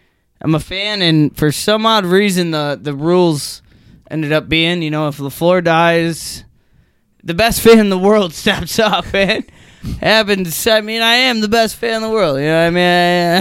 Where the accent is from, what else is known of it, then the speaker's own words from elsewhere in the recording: Green Bay, Wisconsin, United States; born and raised in Green Bay, Wisconsin. Knowing the fans, never coached in my life.